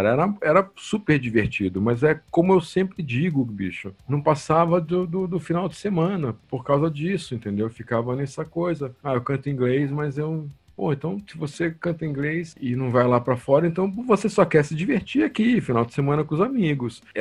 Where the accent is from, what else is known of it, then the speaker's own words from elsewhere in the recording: Piracicaba, São Paulo, Brazil; Eu adorava … grupo de, de Piracicaba, minha terra natal